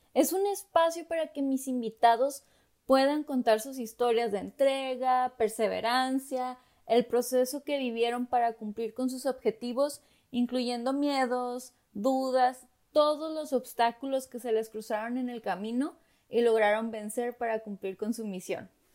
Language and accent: Spanish; Tijuana, Baja California, Mexico; moved away as an adult; now in Los Angeles, United States; soy mexicana y crecí en la ciudad de Tijuana, Baja California